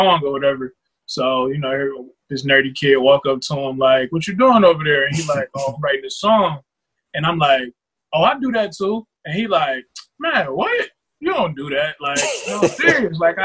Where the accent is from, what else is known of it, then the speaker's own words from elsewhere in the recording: Cleveland, Ohio, United States; I'm from Cleveland, Ohio